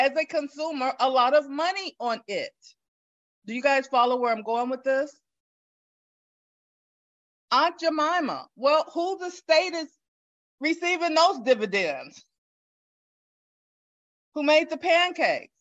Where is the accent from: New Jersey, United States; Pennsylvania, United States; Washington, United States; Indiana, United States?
Indiana, United States; Gary; moved away as an adult; now in Atlanta, United States; Gary, Indiana, my hometown